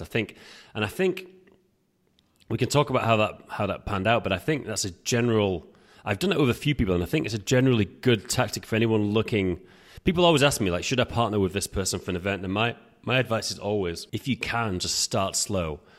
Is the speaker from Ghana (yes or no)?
no; England, United Kingdom; now in Prague, Czech Republic; we're both English, as you can tell. I'm, I'm based in Prague